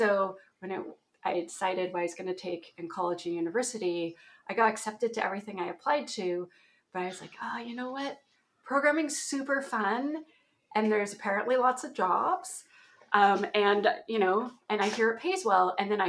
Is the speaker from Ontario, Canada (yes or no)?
yes; Ontario, Canada; accent: Canadian; That's a place in Canada. That's my accent. So when I say aboot at some point, you'll all know why.